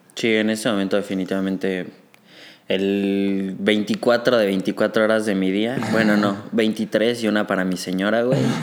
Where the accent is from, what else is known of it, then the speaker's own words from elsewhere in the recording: Mexico City, Mexico; also born or lived in Saltillo, Coahuila; yo nací en Saltillo, Coahuila, güey, me fui a vivir a la Ciudad de México a los dos años